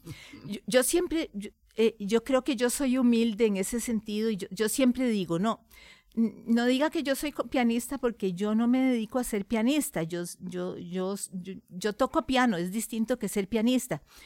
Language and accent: Spanish; Costa Rica; soy costarricense, amo a mi país